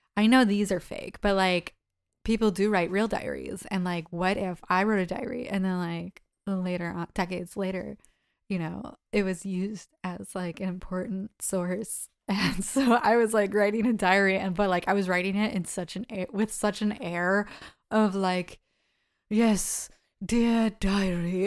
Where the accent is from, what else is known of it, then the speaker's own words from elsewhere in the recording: United States; I'm an American